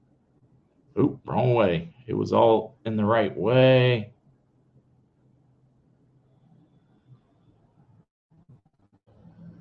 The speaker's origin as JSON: {"language": "English", "country": "United States", "tie": "born or raised there", "said": "where we grew up near West Virginia, even the possums were afraid."}